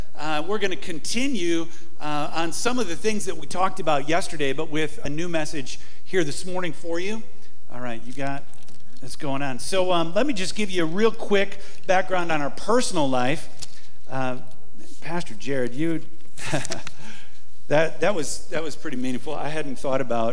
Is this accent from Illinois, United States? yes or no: yes; Rockford, Illinois, United States; moved away as an adult; also born or lived in Green Bay, Wisconsin; I grew up in Rockford, Illinois